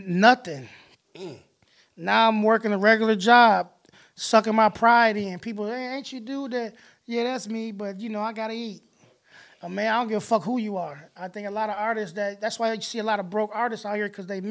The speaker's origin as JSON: {"language": "English", "town": "Rockford", "region": "Illinois", "country": "United States", "said": "I'm from Rockford, Illinois."}